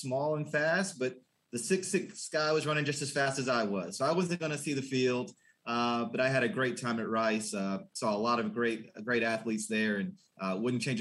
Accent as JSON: {"language": "English", "town": "Lexington", "region": "Kentucky", "country": "United States", "tie": "born or raised there", "also_born_or_lived": "Austin, Texas", "moved": "yes", "lives_now": "Dallas, United States", "said": "I was born in Lexington, Kentucky. So a UK fan growing up, a passionate town, moved to Austin, Texas"}